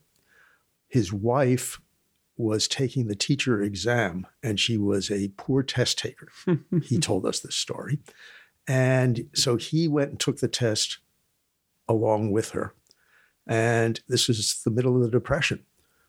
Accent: New York City, New York, United States; I grew up in Riverdale in an apartment house that is maybe two blocks from where we are now

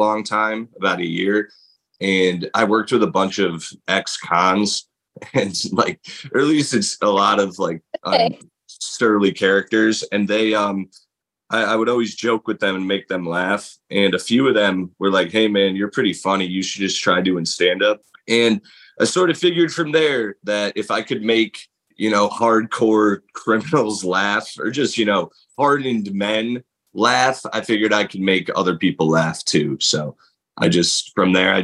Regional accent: Middletown, Connecticut, United States; my hometown in Middletown, Connecticut

